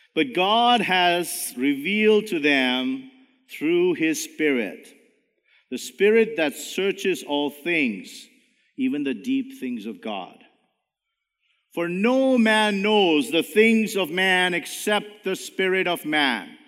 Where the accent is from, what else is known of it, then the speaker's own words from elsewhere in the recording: India; now in Canada; even though I'm brown, I'm a Canadian. I'm not Indian anymore.